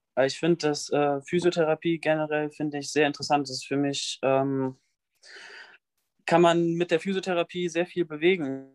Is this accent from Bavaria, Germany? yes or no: no; near Bonn, North Rhine-Westphalia, Germany; ich komme aus der Nähe von Bonn